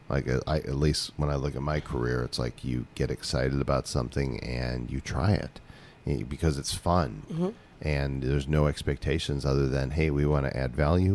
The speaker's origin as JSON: {"language": "English", "area": "Chicago suburbs", "region": "Illinois", "country": "United States", "tie": "born or raised there", "also_born_or_lived": "Texas / Oklahoma / Colorado", "moved": "as an adult", "lives_now": "Palmas del Mar, Puerto Rico", "said": "Chicago, right? Yeah, suburbs. Yeah. Child of the Midwest."}